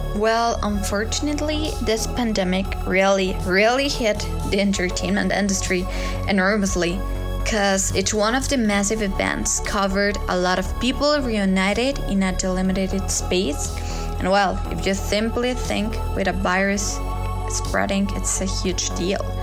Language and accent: English; Mexico City, Mexico; now in Querétaro, Mexico; I was born in Mexico City and I'm 20 years old.